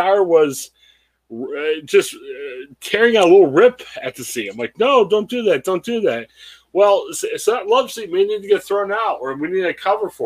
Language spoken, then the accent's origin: English; Canton, Ohio, United States; Canton Repository is my hometown newspaper